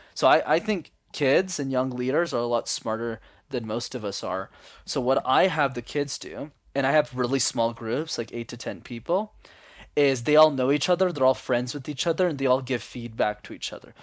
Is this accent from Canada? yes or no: yes; Montreal, Quebec, Canada; I was born and raised in Montreal